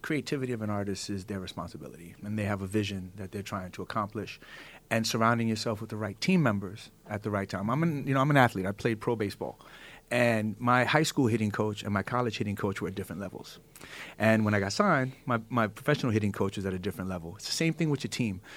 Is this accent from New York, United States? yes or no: yes; New York City, New York, United States; I come from the hood. I come from East New York, Starry City, Brooklyn